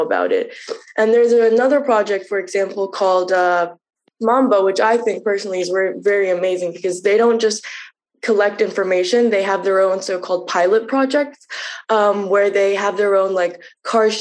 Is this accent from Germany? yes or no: yes; Munich, Bavaria, Germany; I grew up in Germany and I grew up in a city. So while I was while I was growing up in Munich